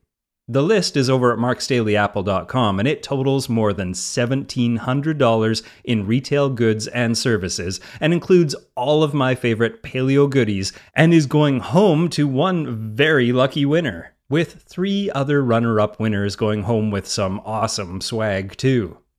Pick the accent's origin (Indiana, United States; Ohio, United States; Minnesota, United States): Ohio, United States; Vandalia; a feature in my hometown newspaper back in Ohio, the Vandalia Drummer.